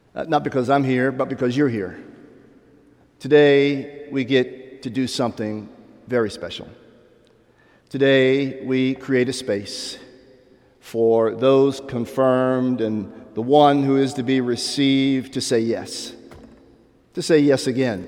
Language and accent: English; Pittsburgh, Pennsylvania, United States; now in Atlanta, United States; growing up in Pittsburgh, Pennsylvania